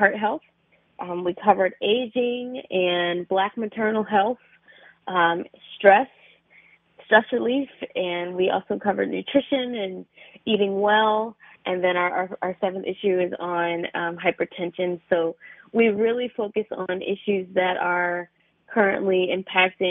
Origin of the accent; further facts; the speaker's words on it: Philadelphia, Pennsylvania, United States; I'm actually from Philadelphia.